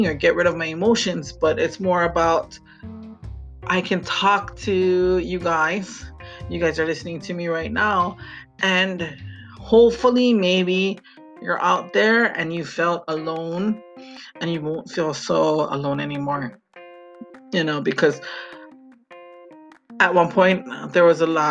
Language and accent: English; Hawaii, United States; also born or lived in Maui; I am from Hawaii, and I live on the island of Maui with my family